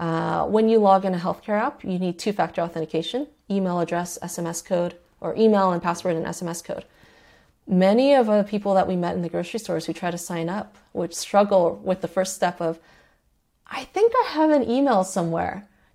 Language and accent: English; Mexico City, Mexico; She's from Mexico City. I'm also from Mexico City, or my mother's also from Mexico City.